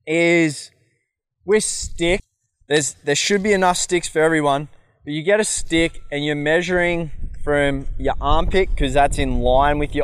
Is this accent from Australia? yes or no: yes; Australia; I'm from Australia